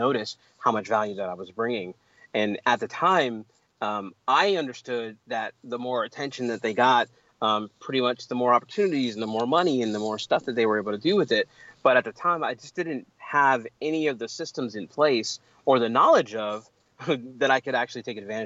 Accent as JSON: {"language": "English", "town": "Pittsburgh", "region": "Pennsylvania", "country": "United States", "tie": "born or raised there", "said": "I'm originally from Pittsburgh. I grew up in you know, inner city Pittsburgh on the north side"}